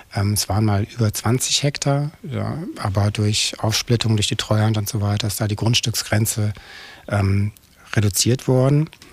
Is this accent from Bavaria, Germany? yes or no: yes; Munich, Bavaria, Germany; moved away as an adult; also born or lived in Australia / Cologne / Dortmund; now in Neetzow, Germany; da bin ich dann auch geboren und groß geworden.